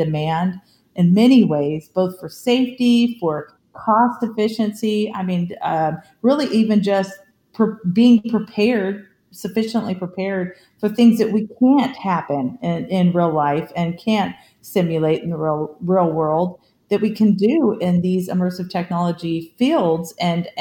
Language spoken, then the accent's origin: English; California, United States; I grew up in California